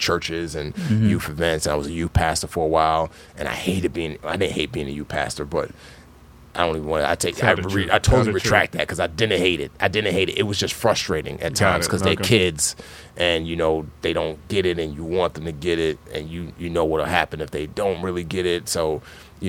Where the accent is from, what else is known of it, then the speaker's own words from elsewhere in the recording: New York City, New York, United States; also born or lived in Nigeria; she permanently relocated us to New York City, and I grew up in the Bronx.